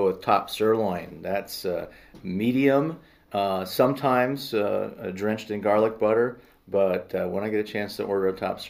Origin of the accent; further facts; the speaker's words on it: Maple Grove, Minnesota, United States; moved away as an adult; now in Nebraska, United States; I'm originally from Minnesota. I grew up in the Twin Cities suburbs. Back in those days, those suburbs were more like dairy farming communities, which all of a sudden turned into urban sprawl.